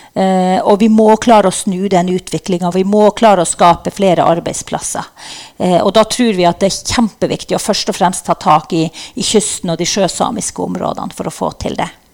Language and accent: Norwegian; Norway; Vi er jo norsk også, selv om vi er samer.